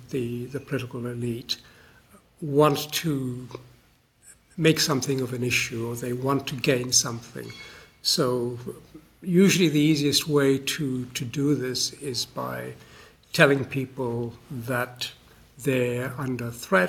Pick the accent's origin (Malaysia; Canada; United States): Malaysia; also born or lived in Australia; now in United Kingdom; I grew up in Malaysia for part of my life, so that's an important part of the world to me. I've lived for 30 years of my life in Australia